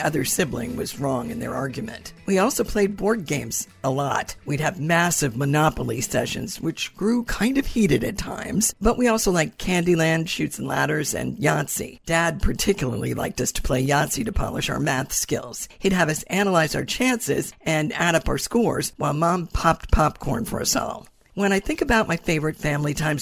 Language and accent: English; New Hampshire, United States; I grew up in New Hampshire